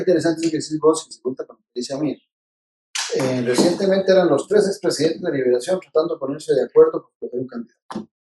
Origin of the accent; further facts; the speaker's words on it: Tibás, San José, Costa Rica; estudié en Miguel Obregón, de Tibás, de ahí pasé al Mauro Fernández de Tibás, y no salí de, estudiar de Tibás hasta que fui a la universidad